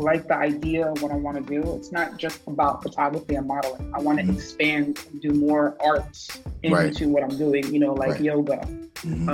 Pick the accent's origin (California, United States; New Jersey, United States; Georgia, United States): New Jersey, United States; West New York; also born or lived in Ridgefield Park, New Jersey; now in Hackensack, United States; I'm from Ritual Park, but I'm in Hackensack right now. But I'm from West New York